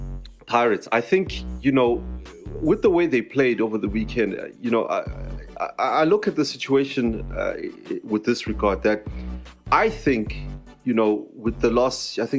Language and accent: English; South Africa; as South African fans